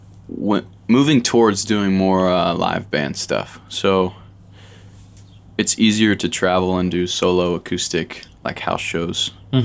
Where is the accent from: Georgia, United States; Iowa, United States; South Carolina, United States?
Georgia, United States; Buford; moved away; I'm from Buford, Georgia. That's like 45 minutes outside of Atlanta. I grew up there my whole life.